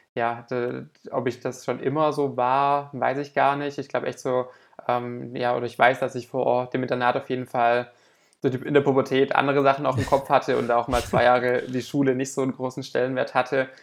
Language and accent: German; Southern Germany, Germany; bei uns im Süden von Deutschland